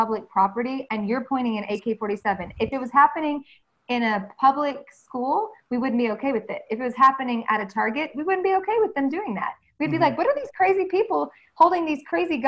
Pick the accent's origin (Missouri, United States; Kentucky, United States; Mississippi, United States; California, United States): Mississippi, United States; I grew up in the South, like deep South Mississippi